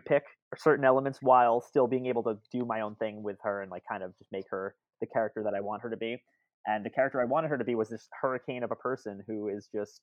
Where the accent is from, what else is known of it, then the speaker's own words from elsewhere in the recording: New Jersey, United States; also born or lived in Brooklyn; I'm from Central Jersey, and then I have a bit of Brooklyn in me that comes out at times